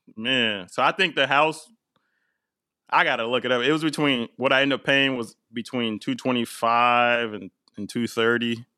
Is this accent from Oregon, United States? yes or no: yes; Portland, Oregon, United States; moved away as an adult; also born or lived in East Coast; growing up in Portland